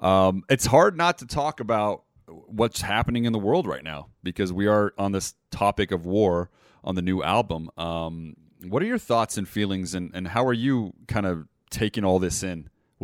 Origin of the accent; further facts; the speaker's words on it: Montenegro; And I am from Montenegro, so this is actually a heritage of mine, this lady.